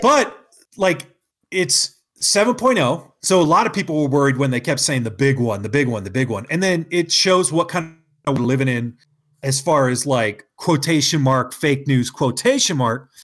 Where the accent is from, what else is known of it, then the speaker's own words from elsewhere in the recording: California, United States; now in Utah, United States; I'm from California